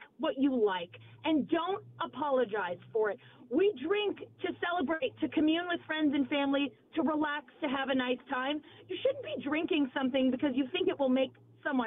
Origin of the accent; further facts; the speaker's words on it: Long Island, New York, United States; I'm from Long Island